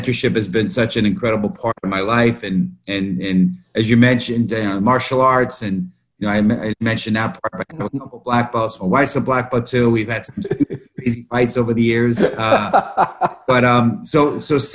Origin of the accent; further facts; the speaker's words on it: New York City, New York, United States; I born and raised in the Bronx